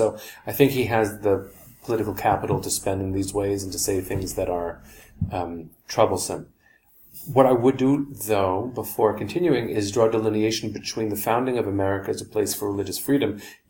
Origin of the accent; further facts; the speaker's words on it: United States; speaking more as an American than anything else